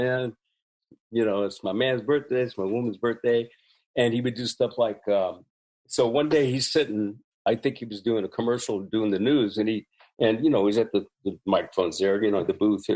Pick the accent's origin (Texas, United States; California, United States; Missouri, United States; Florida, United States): California, United States; Bay Area; Growing up in the Bay Area, it being an international intersection